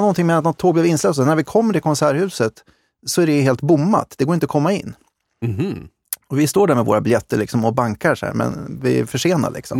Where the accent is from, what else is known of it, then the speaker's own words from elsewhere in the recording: Uppsala, Uppsala County, Sweden; jag kommer från Uppsala